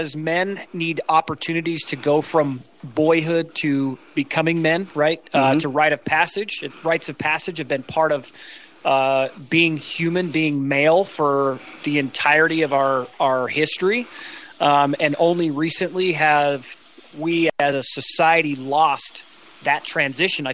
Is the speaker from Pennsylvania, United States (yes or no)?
no; St. George, Utah, United States; also born or lived in Sandy, Utah; now in Cody, United States; I was born in Sandy, Utah, raised in St. George, Utah